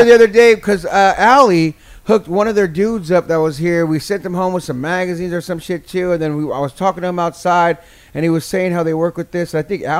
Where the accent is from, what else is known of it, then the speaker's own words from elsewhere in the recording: San Jose, California, United States; I'm from the Bay, born and raised, you know what I mean, from San Jose